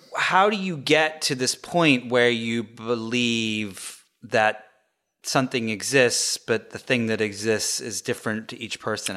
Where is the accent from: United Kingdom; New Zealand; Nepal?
United Kingdom; the north of England; I grew up, um, I grew up in England, uh, in the north of England